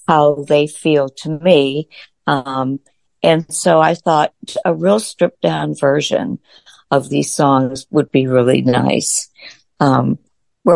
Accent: Washington, District of Columbia, United States; Well, I grew up in Washington, D.C., born and raised

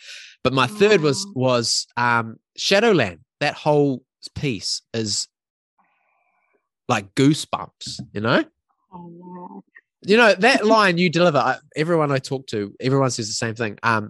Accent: New Zealand; Like I'm a teacher, but my hometown is about 2 hours away from Auckland. So I've had that similar of leaving home, family all at home, living in this new city, creating new friendships and family.

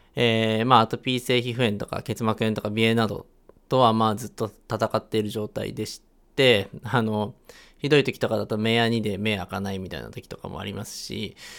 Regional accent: Chiba, Japan; moved away as an adult; now in Hiroshima, Japan; 千葉で育ったんですけれども、今は、あの、広島に

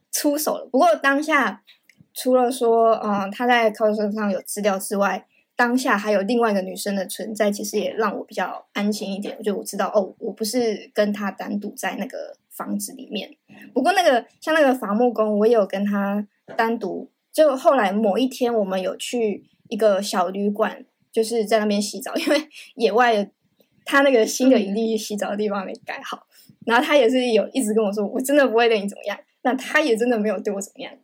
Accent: Taiwan; 我是台湾人

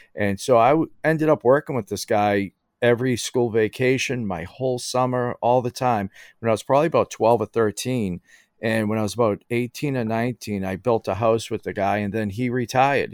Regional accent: Somerville, Massachusetts, United States; I grew up in Somerville

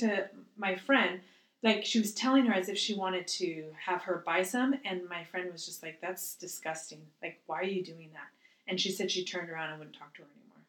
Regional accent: United States; I'm grateful that I'm American.

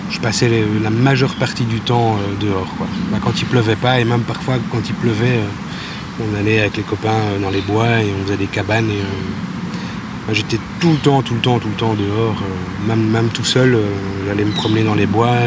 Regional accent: Bouillon, Wallonia, Belgium; moved away as an adult; also born or lived in Libramont; now in Brussels, Belgium; j'ai grandi à Bouillon, ou en tout cas dans les environs, pendant... Je suis parti à mes 18 ans

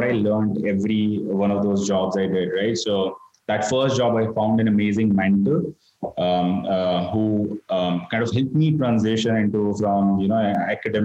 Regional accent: Ahmedabad, Gujarat, India; moved away as an adult; Started out of Ahmedabad, which is my hometown

